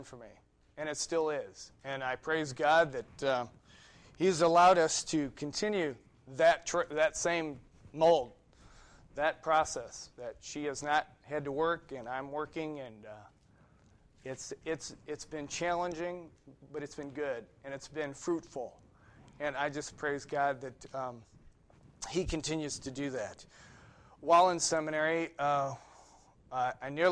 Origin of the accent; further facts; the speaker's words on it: Ohio, United States; moved away as an adult; also born or lived in New York; I grew up in Ohio